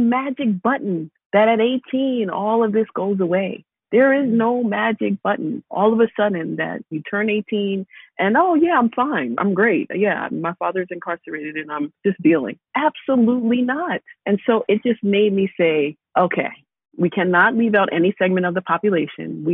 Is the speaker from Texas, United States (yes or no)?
no; New York, United States; I'm from New York, but my father is in federal prison